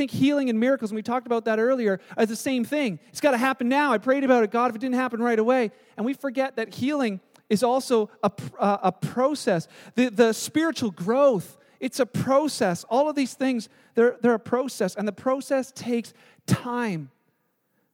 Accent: Canada; we're Canadian

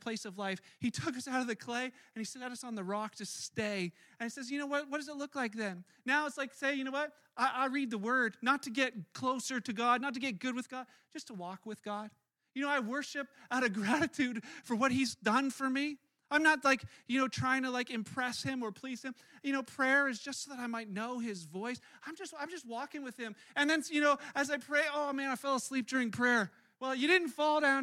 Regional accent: Canada; I was born in Canada, which makes me Canadian

